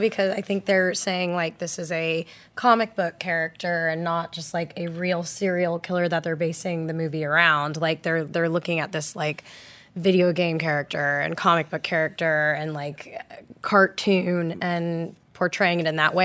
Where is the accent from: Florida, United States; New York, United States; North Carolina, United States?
Florida, United States; Orlando; I grew up in Orlando, Florida